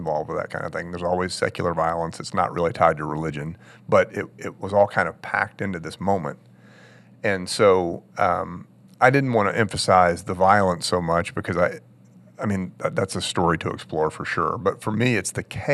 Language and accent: English; Maryland, United States; I grew up in Maryland